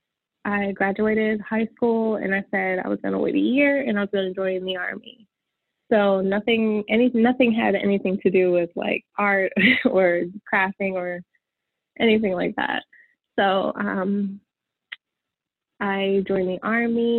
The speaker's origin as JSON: {"language": "English", "town": "Chambersburg", "region": "Pennsylvania", "country": "United States", "tie": "born or raised there", "said": "I grew up in a small town in Chambersburg, Pennsylvania."}